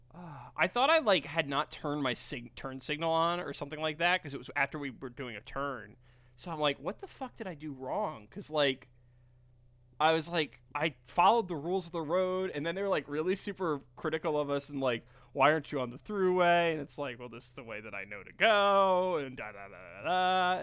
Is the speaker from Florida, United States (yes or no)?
no; New York, United States; I'm a New Yorker.